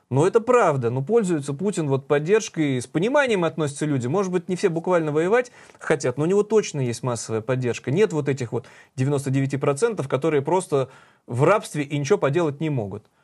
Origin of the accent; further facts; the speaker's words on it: Saint Petersburg, Russia; мы петербуржцы